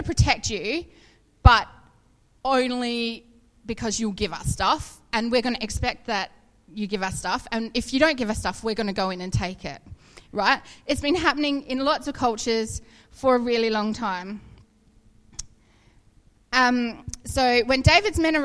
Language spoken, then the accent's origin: English; New Zealand; I grew up in Waipinga. My dad had a farm there